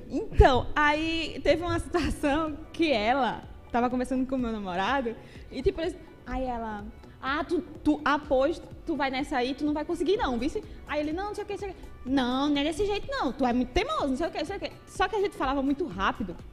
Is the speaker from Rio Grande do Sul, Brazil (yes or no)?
no; coastal metropolitan region of Paraíba, Brazil; Eu sou da região metropolitana do litoral aqui